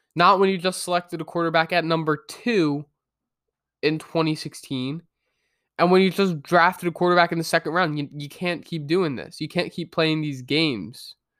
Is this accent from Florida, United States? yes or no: no; Delaware County, Pennsylvania, United States; I grew up in Delaware County, right outside of Philly